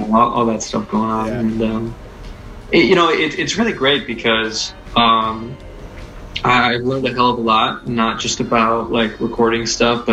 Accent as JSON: {"language": "English", "town": "Birmingham", "region": "Michigan", "country": "United States", "tie": "born or raised there", "also_born_or_lived": "Detroit, Michigan", "said": "I grew up in Southfield, Birmingham area"}